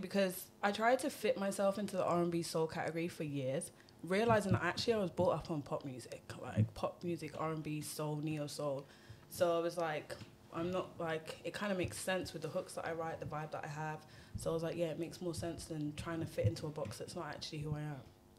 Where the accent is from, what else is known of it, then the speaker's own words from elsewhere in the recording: Birmingham, West Midlands, United Kingdom; also born or lived in London; I'm from Birmingham.